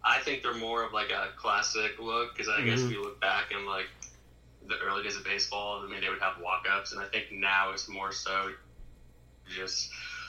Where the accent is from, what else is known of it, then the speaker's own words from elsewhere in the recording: Erie, Pennsylvania, United States; moved away as an adult; now in Lynchburg, United States; growing up in Erie where, I mean, you can have snow from October all the way up until March